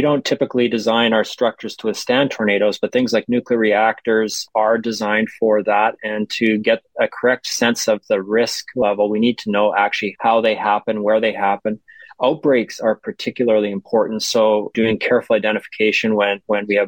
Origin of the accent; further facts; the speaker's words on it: Winnipeg, Manitoba, Canada; I grew up in Winnipeg